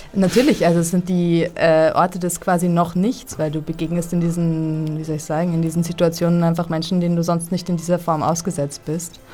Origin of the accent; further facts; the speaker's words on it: Vienna, Austria; ich bin so eine echte Wienerin, weil eigentlich meine Familie aus dem slawischen Bereich kommt.